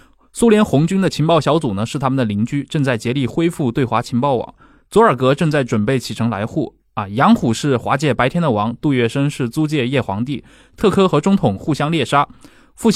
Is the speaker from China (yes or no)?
yes; China; 我们知道，其实我们中国人的生活就被很多更偏向意识形态化、更剧烈的一些斗争给卷入了。